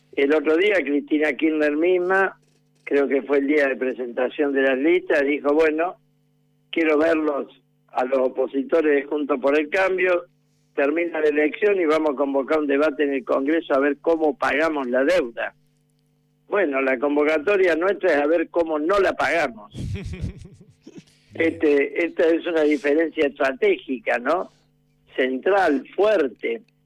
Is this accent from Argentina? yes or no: yes; Córdoba, Argentina; era de Universitario de Córdoba, un club más pequeño de mi barrio